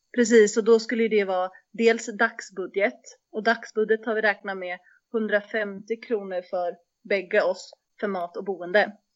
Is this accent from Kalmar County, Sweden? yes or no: yes; Västervik, Kalmar County, Sweden; moved away as an adult; also born or lived in Uppsala; jag är också född och uppvuxen i Västervik, och sen så flyttar jag till Uppsala för att plugga